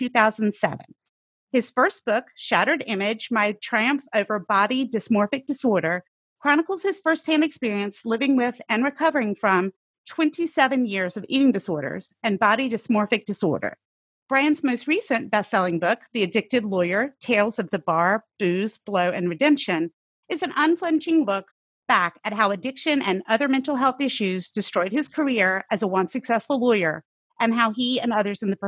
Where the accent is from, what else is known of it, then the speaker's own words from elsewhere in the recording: the rural South, United States; I grew up in the South, the rural South